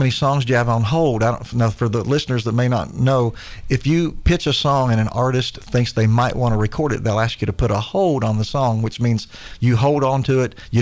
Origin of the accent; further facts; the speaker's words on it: Chillicothe, Ohio, United States; I'm from Chillicothe, Ohio